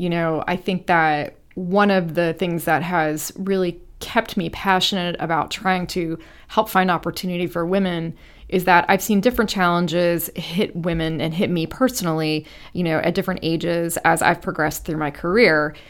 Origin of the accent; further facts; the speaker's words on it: Ohio, United States; I started working for my hometown Congresswoman Deborah Price from Ohio.